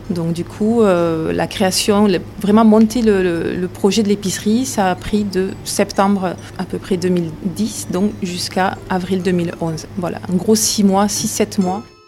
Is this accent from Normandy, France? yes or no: no; Saint-Affrique, Occitania, France; j'habite dans l'Aveyron depuis ma naissance. Je suis partie un petit peu euh, dans les départements limitrophes, mais après je suis vite revenue à Aveyron. Je suis née ici, à Sainte-Afrique.